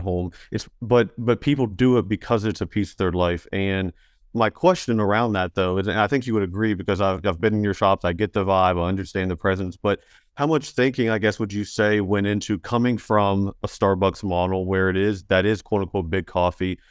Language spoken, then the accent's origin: English; Mink Shoals / Elkview area, Elk River, West Virginia, United States; I'm from Ming Shoal's L two area